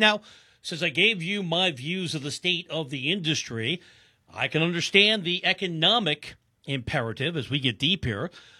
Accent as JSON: {"language": "English", "region": "first town north of New York City", "country": "United States", "tie": "born or raised there", "moved": "yes", "said": "I'm from the New York tri-state area. Rich is from Staten Island with the high school in the Bronx. Grew up in the first town north of New York City."}